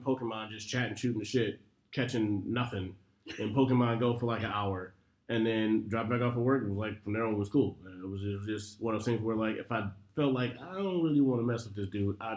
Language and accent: English; Detroit, Michigan, United States; moved away; I'm from Detroit